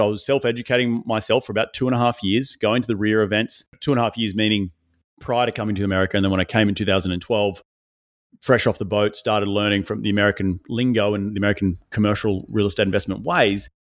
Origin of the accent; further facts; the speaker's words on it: Australia; moved away as an adult; now in United States; Originally from Australia